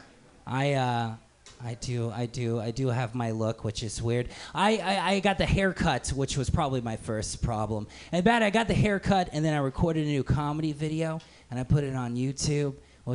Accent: Central Texas, United States; moved away; I grew up in Central Texas.

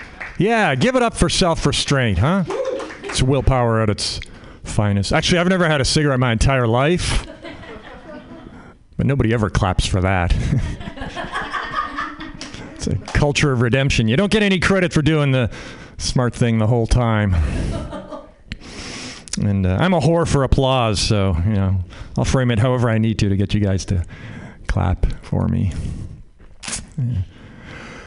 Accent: Canada; now in United States; I'm Canadian. I grew up in Canada

